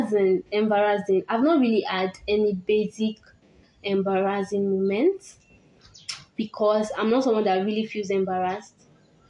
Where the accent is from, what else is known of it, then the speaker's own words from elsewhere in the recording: Nigeria; I'm a Nigerian girl.